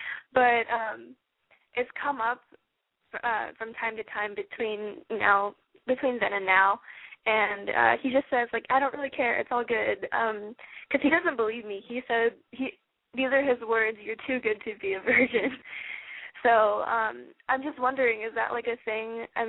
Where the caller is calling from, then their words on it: San Francisco, California, United States; I'm calling from San Francisco, actually.